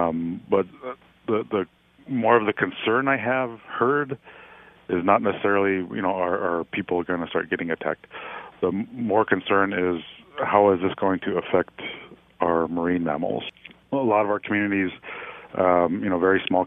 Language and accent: English; Nome, Alaska, United States; I grew up here in Nome, spent most of my life here in Nome.